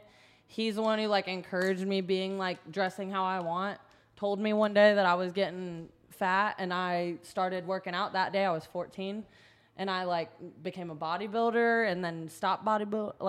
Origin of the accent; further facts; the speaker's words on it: Sevierville, Tennessee, United States; I was born in Sevierville, Tennessee